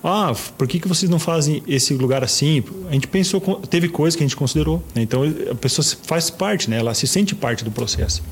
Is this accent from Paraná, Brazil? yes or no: yes; Toledo, Paraná, Brazil; moved away as an adult; now in Cascavel, Brazil; eu sou de Toledo, 40 quilômetros de Cascavel